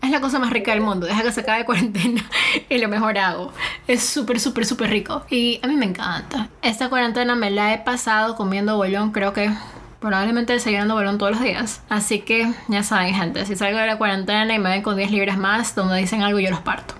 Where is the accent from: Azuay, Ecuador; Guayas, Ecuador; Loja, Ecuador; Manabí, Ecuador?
Manabí, Ecuador; moved away as an adult; now in Mexico; soy costeña, soy criada en Manaví